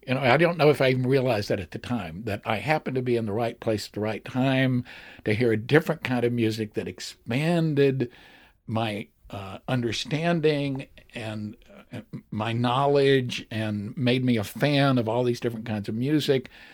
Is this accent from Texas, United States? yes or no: yes; Port Arthur, Texas, United States; I was from Port Arthur, Texas, which was right next to, to Beaumont